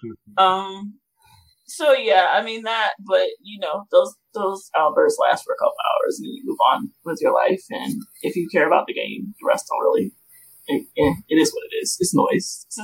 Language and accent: English; the South, United States; because I'm from the South